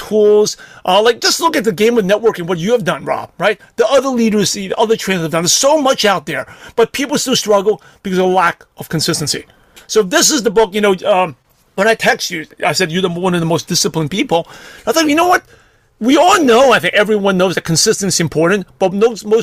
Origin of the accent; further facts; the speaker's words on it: New York City, New York, United States; growing up in Brooklyn, New York